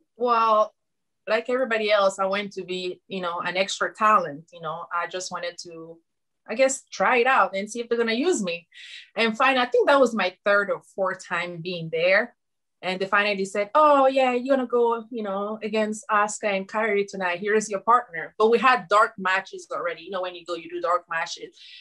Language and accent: English; Guinea; moved away as an adult; now in United States; I am from Guinea, West Africa, like you said. And when I moved in the United States back in 2013